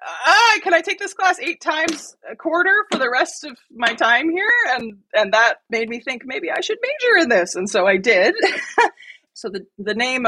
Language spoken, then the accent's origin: English; near Lake Michigan, Midwest, United States; I grew up in the Midwest, about a mile from Lake Michigan.